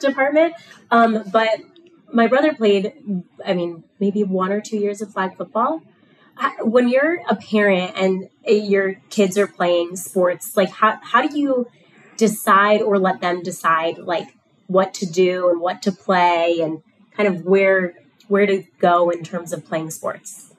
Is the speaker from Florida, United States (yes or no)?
yes; South Florida, United States; moved away; I grew up in South Florida